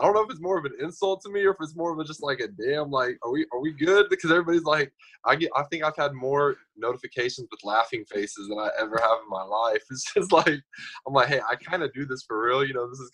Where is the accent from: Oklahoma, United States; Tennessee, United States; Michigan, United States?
Oklahoma, United States; I'm from a different part of Oklahoma.